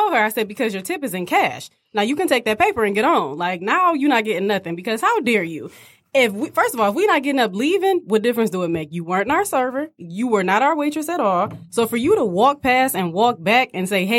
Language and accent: English; Southfield, Michigan, United States; born or raised there